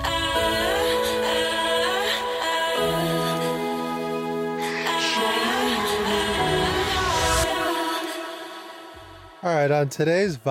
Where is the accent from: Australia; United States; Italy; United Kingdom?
United States; I'm American